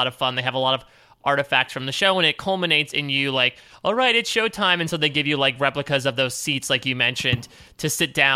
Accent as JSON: {"language": "English", "region": "Connecticut", "country": "United States", "also_born_or_lived": "Pennsylvania", "moved": "as an adult", "lives_now": "New York, United States", "said": "I'm from Connecticut, so I've been from like the tri-state area"}